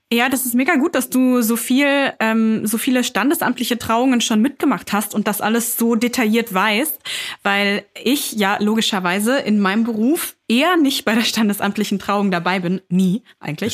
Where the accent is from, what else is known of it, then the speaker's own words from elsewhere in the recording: Hameln, Lower Saxony, Germany; moved away; in meiner Heimat, drüben in Niedersachsen, in Hameln